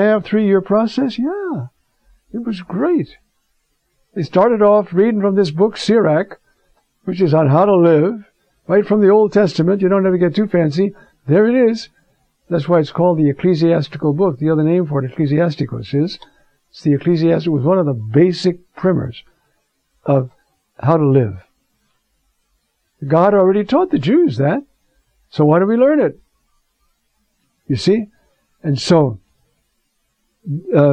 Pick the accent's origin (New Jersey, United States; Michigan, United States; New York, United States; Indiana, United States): New York, United States; I'm a New Yorker. When I was young, I used to work in a department store in New York